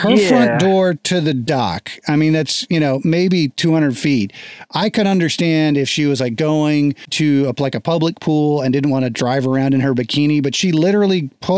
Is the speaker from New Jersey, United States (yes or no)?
no; Florida, United States; I grew up in Florida, right? So I grew up on the coast in Florida